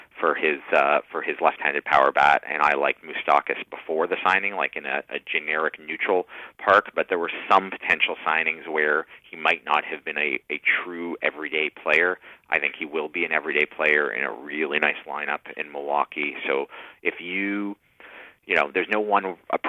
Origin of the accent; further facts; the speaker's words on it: Canada; I'm also Canadian.